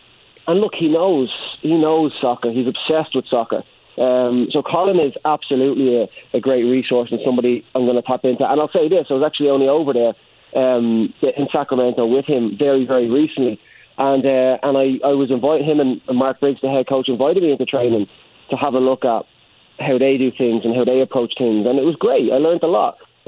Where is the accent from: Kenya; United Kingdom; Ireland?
Ireland; now in Indianapolis, United States; When I came over from Ireland, jumping off the plane into Indianapolis, I genuinely didn't know what to expect.